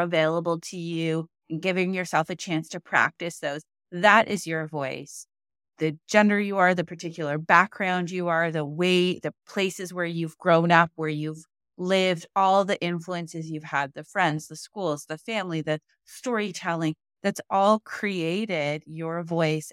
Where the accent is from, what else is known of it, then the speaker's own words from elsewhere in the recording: Canada; I'm Canadian.